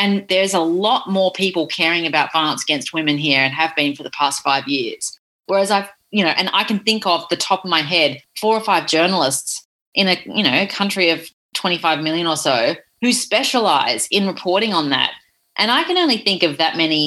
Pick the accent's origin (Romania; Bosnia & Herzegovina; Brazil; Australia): Australia; as an Australian